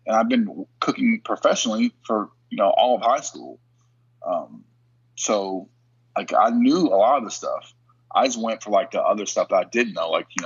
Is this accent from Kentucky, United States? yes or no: yes; Kentucky, United States; also born or lived in Pittsburgh; I was from Kentucky.